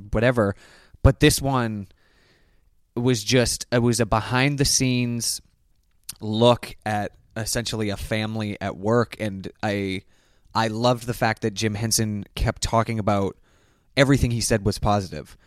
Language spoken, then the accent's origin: English; Canada; born or raised there; moved away as an adult; now in United States